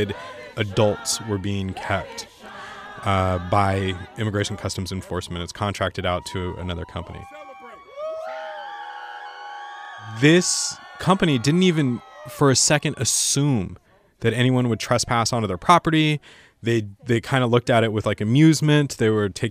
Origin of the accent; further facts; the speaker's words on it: San Diego County, California, United States; I grew up in San Diego County